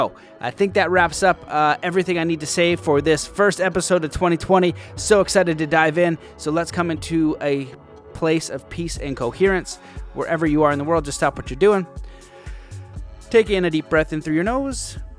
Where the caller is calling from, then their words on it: Cambridge, Ontario, Canada; Cambridge, Ontario.